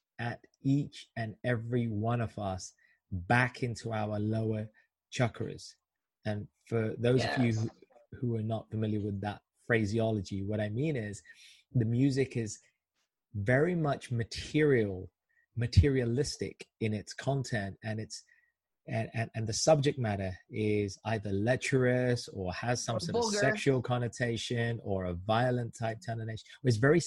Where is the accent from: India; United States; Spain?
India; I'm Indian